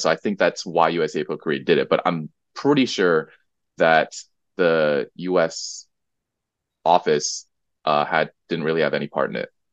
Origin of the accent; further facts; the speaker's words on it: United States; now in Korea; growing up in the States